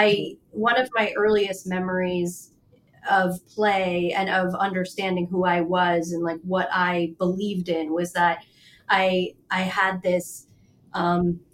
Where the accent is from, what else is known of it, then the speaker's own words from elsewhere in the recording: Middlebury, Vermont, United States; also born or lived in Florence, Italy; I grew up in Vermont, in Middlebury, Vermont, and combination of Middlebury, Vermont, and then Italy in Florence